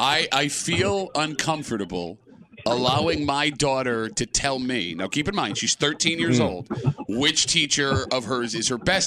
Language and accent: English; Gates, New York, United States; I grew up in Gates, man. I grew up in Scratcherville.